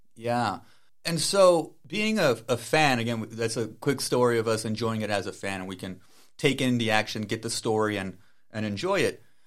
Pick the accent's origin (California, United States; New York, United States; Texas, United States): Texas, United States; El Paso; El Paso, Texas, the Sun City, the nine one five, which is my hometown.